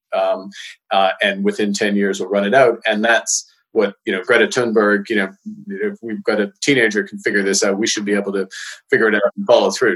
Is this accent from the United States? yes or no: no; Edmonton, Alberta, Canada; growing up in Edmonton